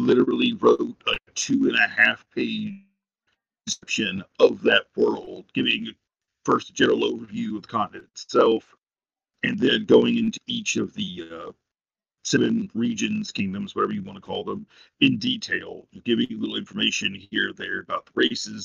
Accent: Lebanon, United States; moved away; The closest game shop to me was about an hour away in my hometown of Lebanon

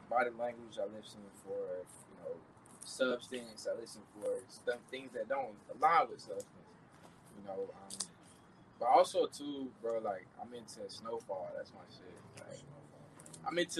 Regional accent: the South, United States; mom's a church lady, Southern. You know, we grew up in the South.

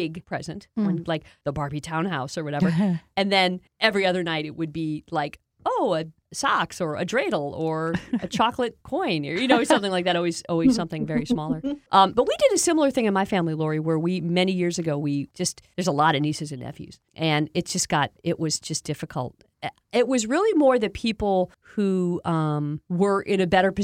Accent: Toledo, Ohio, United States; now in Seattle, United States; I grew up in Toledo, Ohio

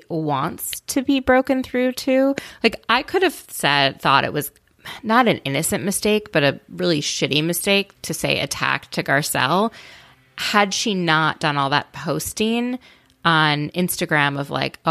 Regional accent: Midwest, United States; I grew up in the Midwest, but our rabbi

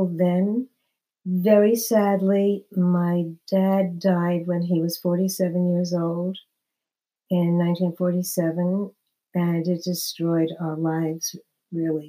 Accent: New York City, New York, United States; moved away as an adult; now in New Jersey, United States; I'm from Brooklyn, New York. I've been living in New Jersey for many, many years, but I was born and bred in New York until I got married

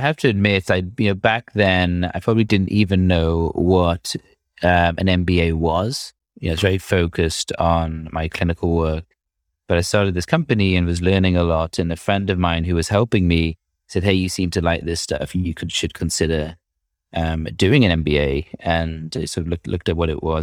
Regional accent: United Kingdom; accent: British; moved away as an adult; also born or lived in Cambridge / London; you could probably tell from my accent that I'm, I'm British

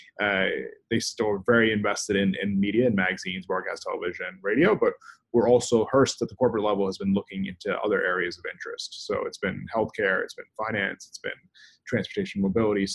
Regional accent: New York City, New York, United States; I'm from Brooklyn originally, small town of Bay Ridge

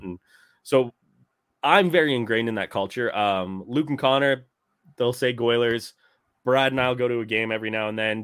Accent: St. Albert, Alberta, Canada; Saint Albert minor hockey Jerome McGinley jersey because he grew up in my hometown.

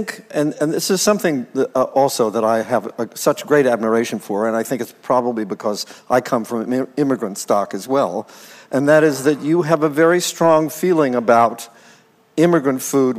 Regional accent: West Virginia, United States; there weren't many Greeks in my hometown, and my family would go off and visit relatives in other towns in West Virginia, where I'm from.

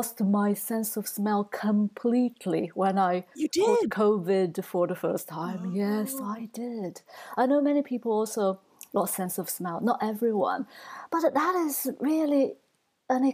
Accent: Shanghai, China; now in Edinburgh, United Kingdom; I grew up in Shanghai, this is the region where we had lots of thunderstorms during the summer

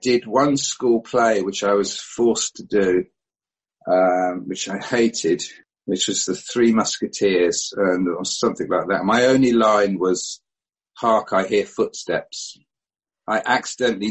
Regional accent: Barnet, London, United Kingdom; moved away; I was born, strangely, in Barnet in North London, which is kind of almost where I'm back

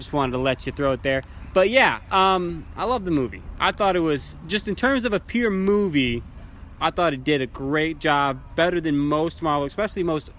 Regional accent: United States; We're from America

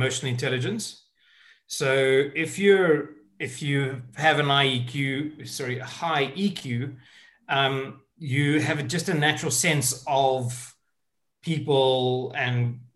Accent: South Africa; moved away as an adult; now in United Kingdom; I'm originally from South Africa. And I moved over to the UK in 99.

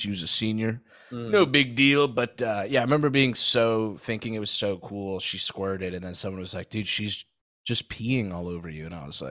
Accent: Saudi Arabia; moved away; Growing up in Saudi, we had a huge Filipino population.

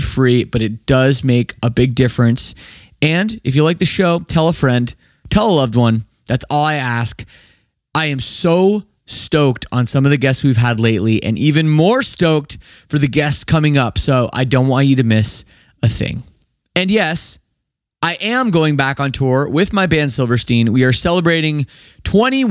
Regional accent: Canada; I'm from Canada, just across the border.

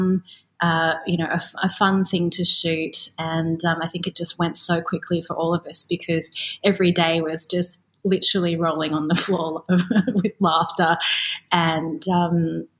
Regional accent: Australia; growing up in Australia, as I did in the 80s and the 90s

